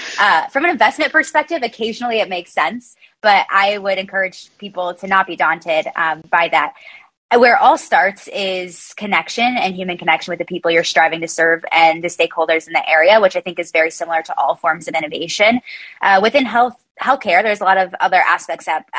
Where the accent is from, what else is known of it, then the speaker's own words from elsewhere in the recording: South Bend, Indiana, United States; I was born and raised in South Bend, Indiana, which is right in the shadow of the Golden Dome